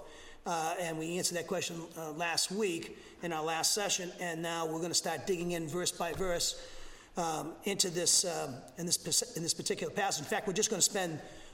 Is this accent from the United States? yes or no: yes; Massachusetts, United States; moved away as an adult; also born or lived in Alabama; now in Huntsville, United States; I'm from Massachusetts, okay? I'm a Yankee, and I'm your pastor here down in Alabama